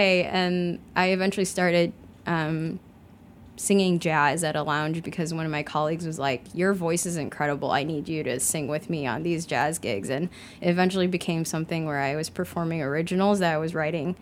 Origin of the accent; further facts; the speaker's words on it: Chicago, Illinois, United States; moved away as an adult; also born or lived in Kunming, China; I grew up in Chicago